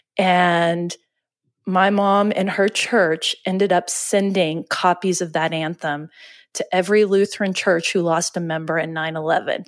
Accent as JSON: {"language": "English", "town": "Oklahoma City", "region": "Oklahoma", "country": "United States", "said": "we're from Oklahoma City. And, you know, I. And I lived in Oklahoma City"}